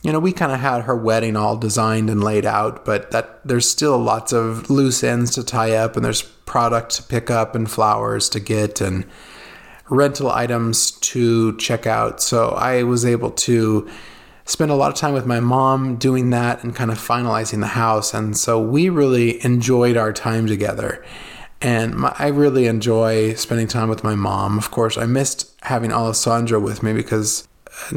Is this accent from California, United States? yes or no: yes; California, United States; moved away as an adult; now in Italy; growing up in California